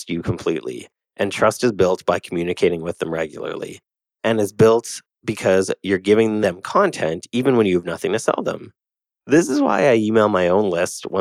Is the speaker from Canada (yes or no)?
yes; Canada; I'm Canadian